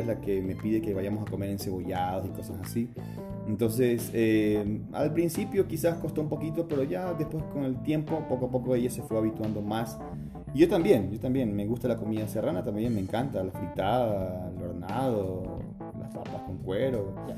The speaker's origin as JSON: {"language": "Spanish", "town": "Guayaquil", "region": "Guayas", "country": "Ecuador", "tie": "born or raised there", "said": "yo soy costeño, soy de la ciudad de Guayaquil. Nací allá en el año 1981. Em, crecí eh, en un barrio bastante bonito"}